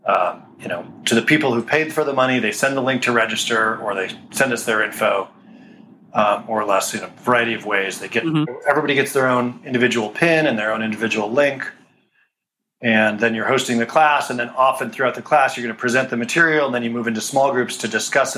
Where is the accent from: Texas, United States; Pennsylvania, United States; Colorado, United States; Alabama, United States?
Colorado, United States; moved away as an adult; now in California, United States; I grew up in Colorado, and I came out to California after grad school